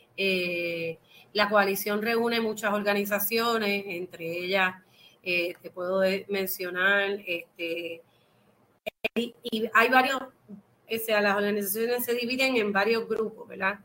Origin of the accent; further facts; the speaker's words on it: Puerto Rico; nosotros somos una colonia de los Estados Unidos